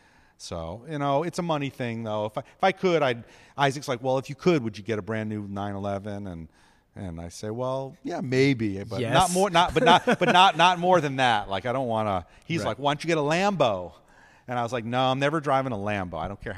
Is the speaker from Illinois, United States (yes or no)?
no; New York, United States; Growing up in New York, and I lived with my dad, we didn't cook anything.